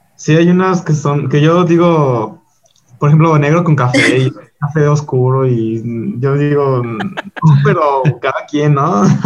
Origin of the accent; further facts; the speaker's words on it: León, Guanajuato, Mexico; soy de León